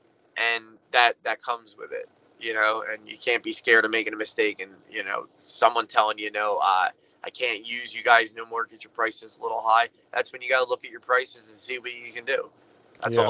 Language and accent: English; Philadelphia, Pennsylvania, United States; I come from South Philly